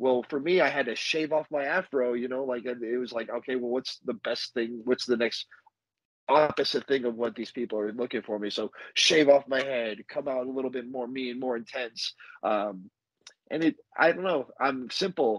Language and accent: English; Las Vegas, Nevada, United States; also born or lived in New Jersey; I was born in New Jersey, and all my family's from New Jersey. Like, I'm a Jersey kid, but I just grew up out here in Vegas.